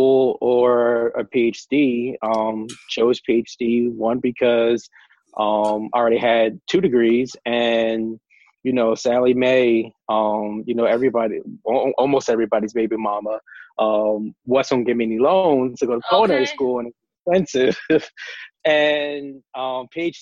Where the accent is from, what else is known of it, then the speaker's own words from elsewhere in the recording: Philadelphia, Pennsylvania, United States; moved away as an adult; now in Georgia, United States; Born and raised in Philly